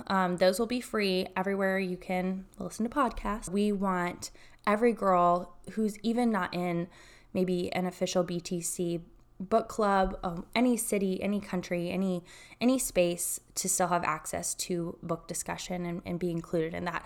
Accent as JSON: {"language": "English", "town": "Chattanooga", "region": "Tennessee", "country": "United States", "also_born_or_lived": "Texas", "moved": "yes", "lives_now": "Austin, United States", "said": "I'm from Chattanooga, Tennessee."}